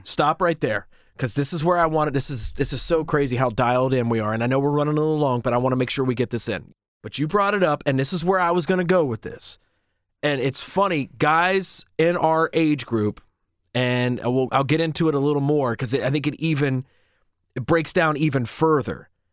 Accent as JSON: {"language": "English", "town": "Marietta", "region": "Ohio", "country": "United States", "tie": "born or raised there", "said": "we grew up here in Marietta, Ohio"}